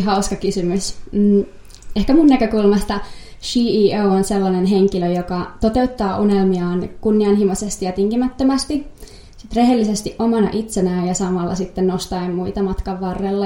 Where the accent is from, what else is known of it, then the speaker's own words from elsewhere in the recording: Helsinki, Uusimaa, Finland; mä oon Helsingistä kotoisin